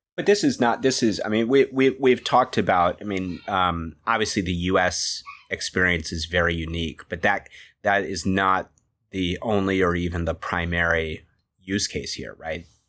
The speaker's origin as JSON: {"language": "English", "country": "United States", "moved": "yes", "said": "I'm a US citizen"}